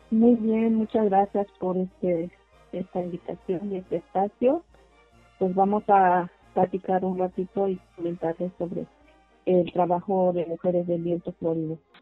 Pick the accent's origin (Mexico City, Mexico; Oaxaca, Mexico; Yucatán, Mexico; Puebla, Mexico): Oaxaca, Mexico; Tlahuitoltepec; first language Mixe (Ayuuk); Spanish is a second language; la mayor parte de las compañeras que somos nativas de Tlaltepec, pues hablamos la lengua ayú